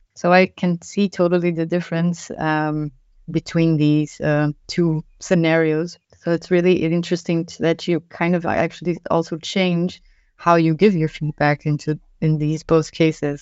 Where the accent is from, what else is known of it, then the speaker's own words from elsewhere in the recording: Brazil; now in Germany; I am from Brazil